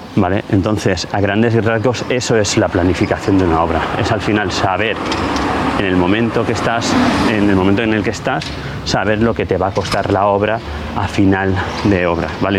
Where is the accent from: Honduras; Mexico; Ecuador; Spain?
Spain; Ibi, Valencian Community; mi pueblo, en Ibi